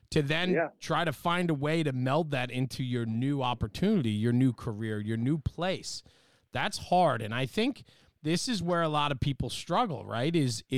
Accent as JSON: {"language": "English", "town": "Gary", "region": "Indiana", "country": "United States", "said": "screw you guys, man. I'm from Gary."}